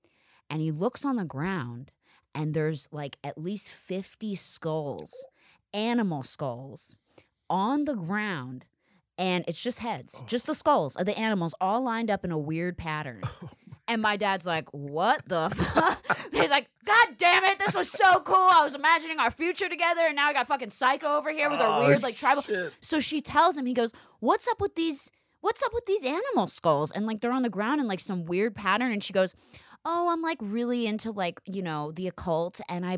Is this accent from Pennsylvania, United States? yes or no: yes; Philadelphia, Pennsylvania, United States; I'm from Philadelphia. Obviously, I'm insane, so you can tell.